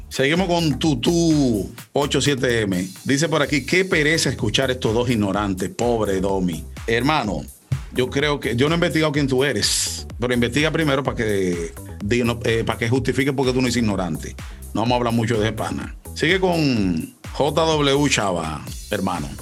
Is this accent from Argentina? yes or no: no; Dominican Republic; Los dominicanos somos